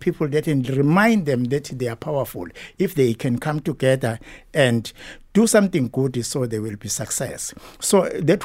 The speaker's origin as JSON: {"language": "English", "town": "Ladysmith", "region": "KwaZulu-Natal", "country": "South Africa", "tie": "born or raised there", "also_born_or_lived": "Durban", "moved": "as an adult", "said": "I was born in Ladysmith, outside the town of Ladysmith, the place called Embuzweni. Mm-hmm. It's about 1 hour, about 30 minutes drive to the town. So I grew up there"}